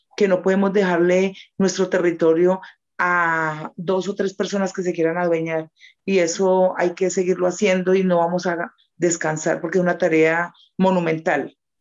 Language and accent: Spanish; Huila, Colombia; somos huilenses